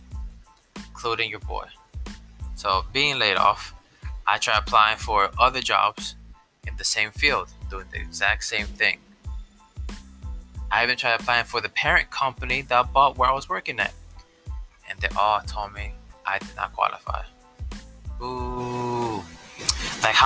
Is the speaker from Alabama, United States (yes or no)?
no; Newark, New Jersey, United States; I'm from Newark, which is also called Brick City.